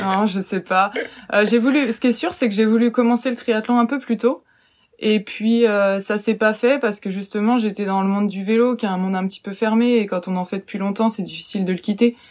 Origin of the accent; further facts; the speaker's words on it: western France, France; now in Angers, France; je suis originaire plutôt de l'ouest de la France